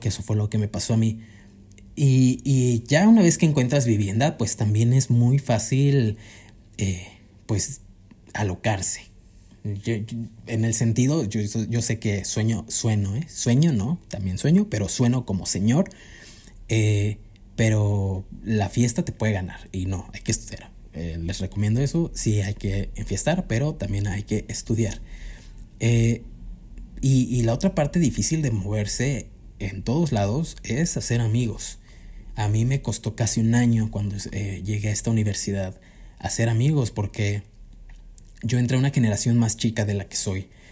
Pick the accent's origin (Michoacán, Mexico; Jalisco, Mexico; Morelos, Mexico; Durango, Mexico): Morelos, Mexico; Cuernavaca; moved away as an adult; now in Mexico City, Mexico; Yo soy de Cuernavaca